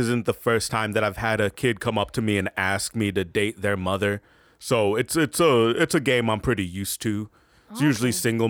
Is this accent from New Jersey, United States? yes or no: yes; Passaic, New Jersey, United States; Oh, I'm originally from Passaic, New Jersey. But I've been traveling this country finding the best places to train.